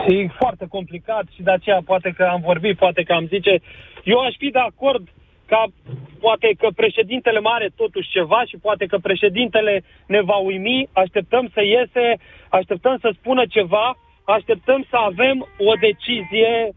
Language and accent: Romanian; Orșova, Mehedinți County, Romania; now in Timișoara, Romania; îs din Orșova